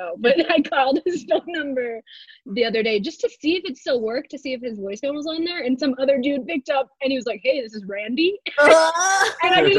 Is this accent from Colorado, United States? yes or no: yes; Colorado, United States; born or raised there